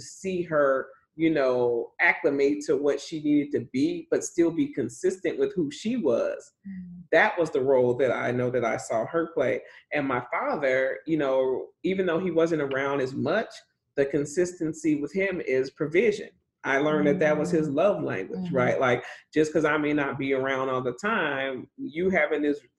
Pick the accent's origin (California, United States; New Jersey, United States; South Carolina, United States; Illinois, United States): Illinois, United States; Chicago; now in Texas, United States; I grew up in Chicago. I grew up as a little girl on the West Side. Then we got moved out.